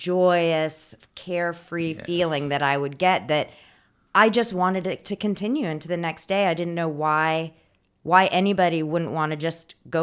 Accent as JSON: {"language": "English", "region": "Indiana", "country": "United States", "tie": "born there", "also_born_or_lived": "Raleigh / California", "said": "I came from Raleigh, but before that, I was born in Indiana, and my family's from California, so I've also lived out there as well."}